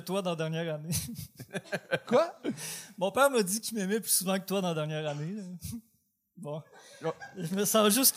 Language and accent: French; Port-Cartier, Quebec, Canada; now in Quebec City, Canada; J'ai grandi à Port-Cartier, ça fait 15 ans que j'étais à Québec.